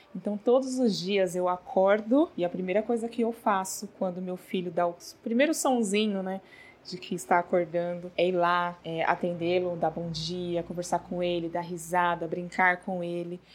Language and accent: Portuguese; São Paulo, Brazil; sou de São Paulo